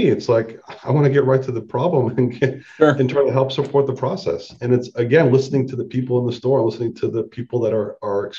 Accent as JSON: {"language": "English", "town": "Boston", "region": "Massachusetts", "country": "United States", "tie": "born or raised there", "said": "I grew up in Boston"}